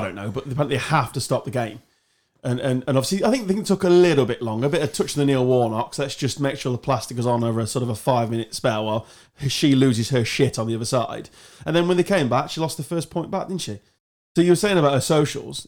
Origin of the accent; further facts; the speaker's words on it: England, United Kingdom; I'm English, or British